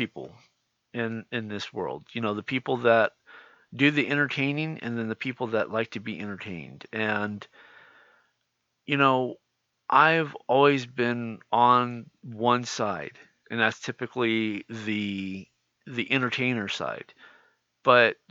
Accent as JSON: {"language": "English", "region": "California", "country": "United States", "said": "I'm from California"}